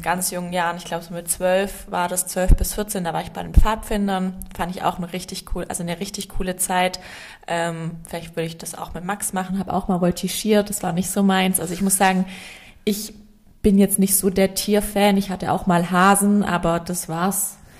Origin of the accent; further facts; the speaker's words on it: Inzigkofen, Baden-Württemberg, Germany; accent: Swabian; moved away; aufgewachsen bin ich in Inzigkofen. Das ist ein mini, mini, mini Dorf ähm, in der Nähe von Sigmaringen. Ja, bei Albstadt-Ebingen, also aus der Schäbischen Alb. Das hört man bei, bei mir, glaube ich, ziemlich arg.